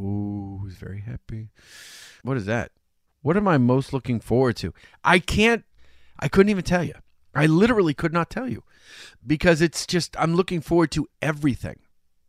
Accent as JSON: {"language": "English", "town": "Chelsea", "region": "Massachusetts", "country": "United States", "tie": "born or raised there", "said": "when I grew up in Chelsea"}